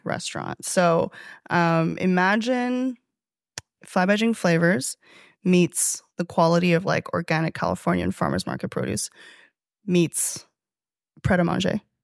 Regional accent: Chengdu, Sichuan, China; also born or lived in Toronto, Canada; now in New York City, United States; in my hometown

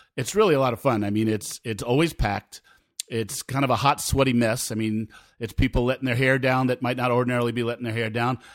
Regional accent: Rockland County, New York, United States; I was a kid growing up in Rockland County, New York

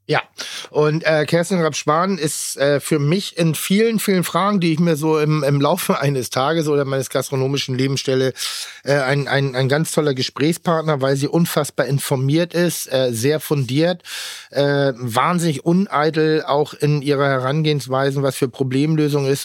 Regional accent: Pinneberg, Schleswig-Holstein, Germany; moved away; Ich mag das sehr, wo ich herkomme

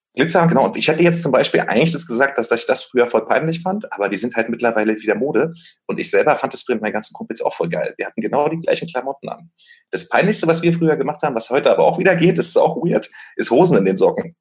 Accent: Berlin, Germany; ich bin ja in Berlin aufgewachsen

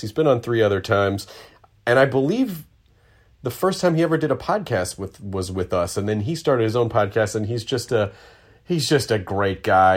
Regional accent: Memphis, Tennessee, United States; I grew up in Memphis

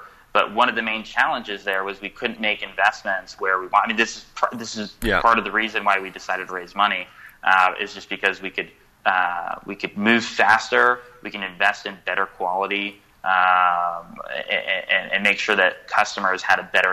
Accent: California, United States; I'm from California

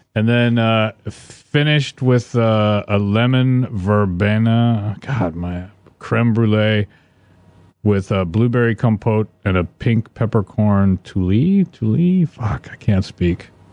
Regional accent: Vancouver, Washington, United States; accent: Northwestern; moved away; also born or lived in Portland, Oregon; I was born in, um, Vancouver, Washington, which is just over the river from, uh, Portland, Oregon

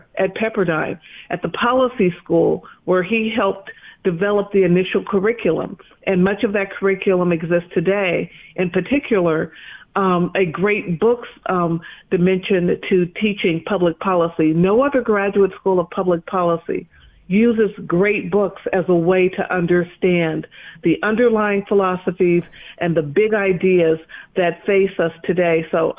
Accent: Bay Area, California, United States; moved away; also born or lived in Chicago; I was born in Chicago, but I grew up in the Bay Area and have lived in Southern California. So this is a return home to me and for me.

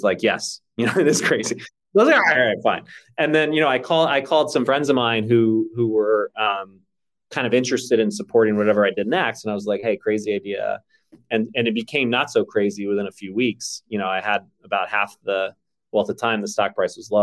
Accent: Texas, United States; I grew up in Texas largely

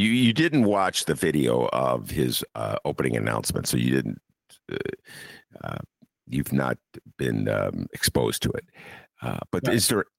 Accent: Chicago, Illinois, United States; I come from Chicago.

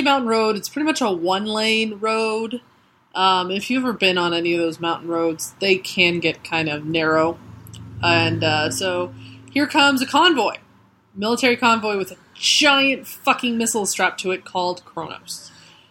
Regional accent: Colorado, United States; I grew up in Colorado

